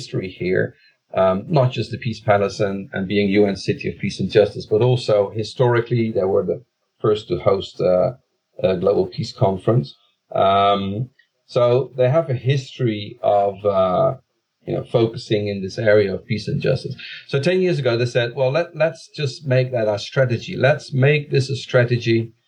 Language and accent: English; The Hague, South Holland, Netherlands; the city of The Hague, which is coincidentally my hometown, where I was born and raised.